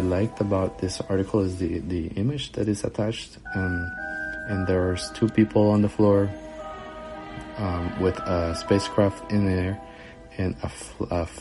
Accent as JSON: {"language": "English", "country": "Costa Rica", "moved": "yes", "lives_now": "Nashville, United States", "said": "I'm originally from Costa Rica, but currently I'm in the United States."}